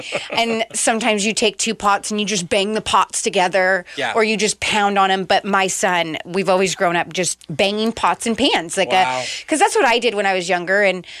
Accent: Portland, United States; I'm from Portland. That's how we did it in the ghetto growing up.

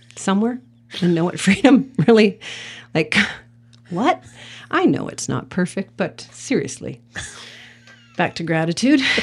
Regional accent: Sudbury, Ontario, Canada; moved away; I'm from Sudbury originally.

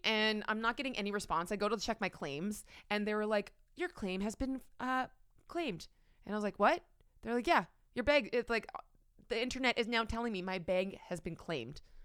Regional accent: Canada; as a Canadian who, like, never flies United

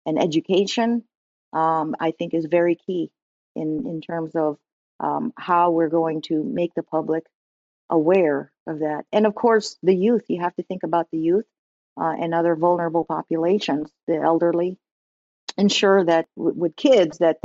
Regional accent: New Jersey, United States; When I growing up in New Jersey, I'm from New Jersey

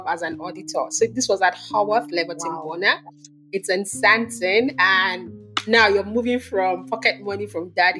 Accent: Lagos, Nigeria; also born or lived in Kinshasa, Democratic Republic of the Congo; We grew up in Lagos

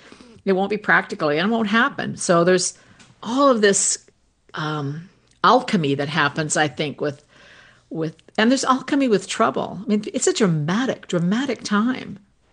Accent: Canada; Well, thankfully, being Canadian, there's no comfort out there left for us.

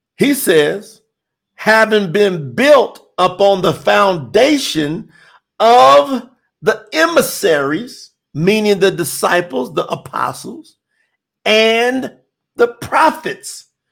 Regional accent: Kentucky, United States; Kentucky's on the list. You know, that's my home state

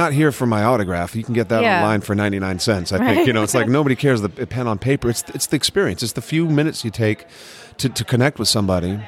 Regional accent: San Mateo, California, United States; now in Los Angeles, United States; I grew up in California

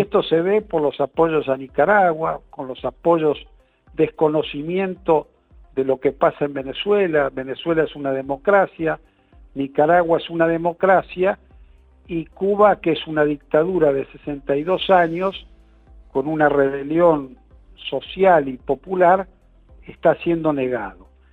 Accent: Argentina

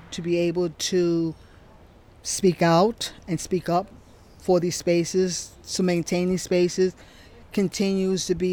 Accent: New York City, New York, United States; I grew up in New York

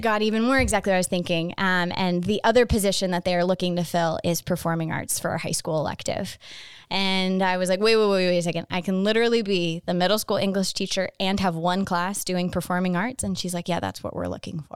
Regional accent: Phoenix, Arizona, United States; I grew up in North Phoenix

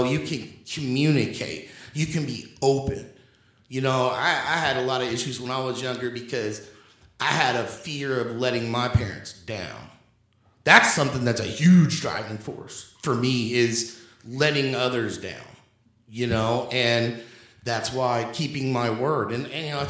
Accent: Indianapolis, Indiana, United States; growing up in Indianapolis

